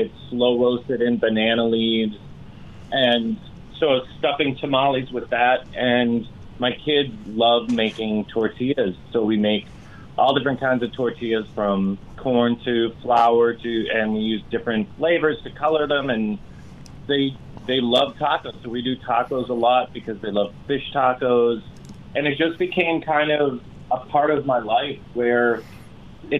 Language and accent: English; Massachusetts, United States; moved away; also born or lived in Los Angeles; I grew up in Massachusetts